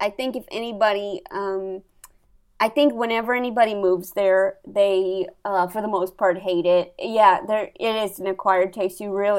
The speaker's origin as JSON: {"language": "English", "town": "St. Louis", "region": "Missouri", "country": "United States", "tie": "born or raised there", "said": "I grew up in St. Louis."}